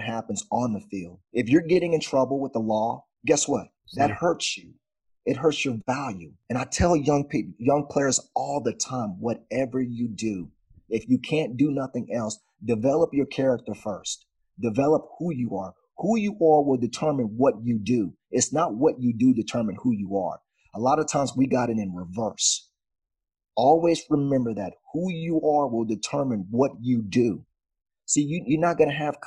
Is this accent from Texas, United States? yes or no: yes; Dallas, Texas, United States; Yeah, I grew up in Dallas, and I used to watch a lot of the Cowboys